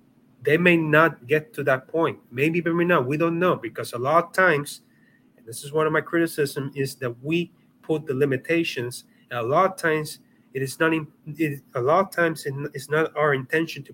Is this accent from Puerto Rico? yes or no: yes; Puerto Rico; I come from Puerto Rico